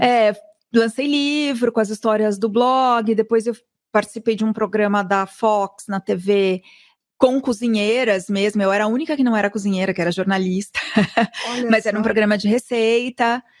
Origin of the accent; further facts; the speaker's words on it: São Paulo, Brazil; also born or lived in New York; eu sou de São Paulo, nascida no Ipiranga, então sou super paulistana